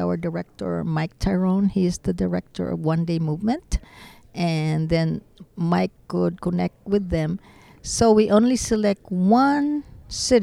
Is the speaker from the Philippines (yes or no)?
yes; Philippines; now in Dallas, United States; I'm not even American, I'm Filipino